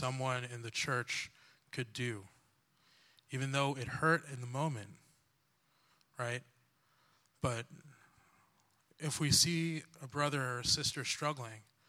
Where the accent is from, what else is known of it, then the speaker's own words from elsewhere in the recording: New York, United States; moved away as an adult; now in New Jersey, United States; And originally I'm from New York, but my dad was like, hey, move in with me and my wife in Jersey